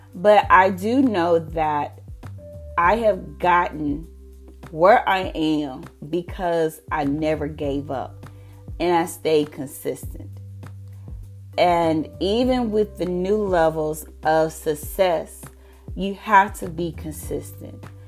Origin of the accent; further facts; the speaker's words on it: the South, United States; I'm from the South